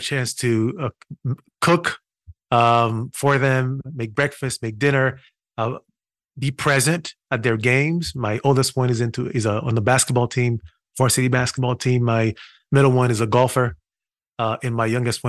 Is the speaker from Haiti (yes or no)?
yes; Haiti; moved away as an adult; also born or lived in Brooklyn, New York; now in United States; I was born and raised in Haiti. I spent 18 years in Haiti.